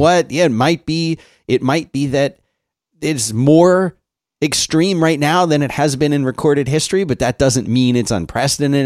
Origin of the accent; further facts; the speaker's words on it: Philadelphia, Pennsylvania, United States; moved away as an adult; now in Austin, United States; I grew up in Philly